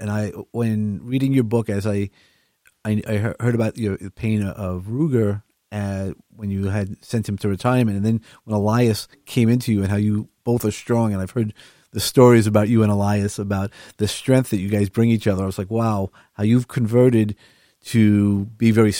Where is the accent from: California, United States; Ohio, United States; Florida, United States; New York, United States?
New York, United States; New York City; now in Long Island, United States; I grew up in Brooklyn, so the sounds and the smells of the ocean are always prevalent